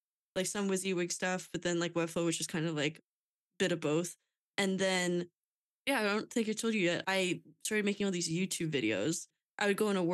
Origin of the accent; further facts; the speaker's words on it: Lehigh Valley, Pennsylvania, United States; I'm from Lehigh Valley